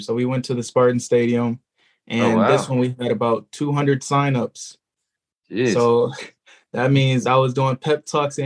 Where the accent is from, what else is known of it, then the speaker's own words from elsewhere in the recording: Southfield, Michigan, United States; I'm coming from Southfield, Michigan, right next to Detroit